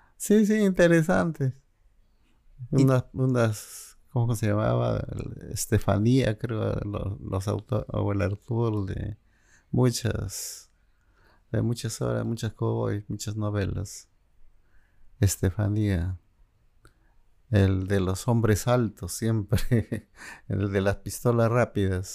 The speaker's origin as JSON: {"language": "Spanish", "town": "Jesús", "region": "Cajamarca", "country": "Peru", "tie": "born or raised there", "also_born_or_lived": "Guadalupe, La Libertad, Peru", "moved": "as an adult", "lives_now": "Lima, Peru", "said": "yo prácticamente mm, crecí en tres lugares a los que amo. Jesús, mi infancia, eh, Cajamarca, mm, mi adolescencia como estudiante y mis estudios profesionales en Lima"}